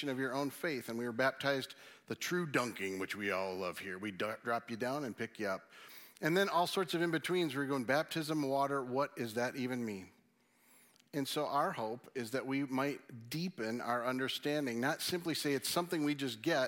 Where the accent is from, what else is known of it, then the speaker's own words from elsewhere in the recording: Michigan, United States; being from Michigan